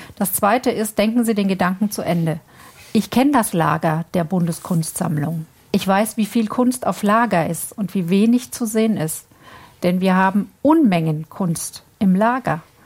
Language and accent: German; Germany; bei uns in Deutschland